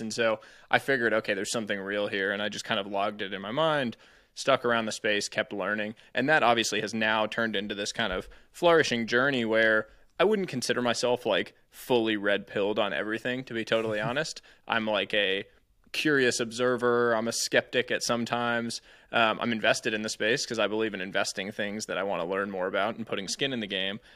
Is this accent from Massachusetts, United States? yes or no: yes; Cambridge, Massachusetts, United States; moved away as an adult; also born or lived in California; I grew up just outside Cambridge